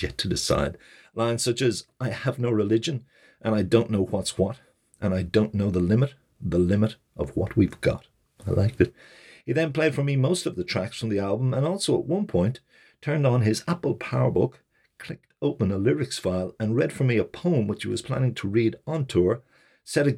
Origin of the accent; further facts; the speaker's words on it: Ireland; as we Irish are prone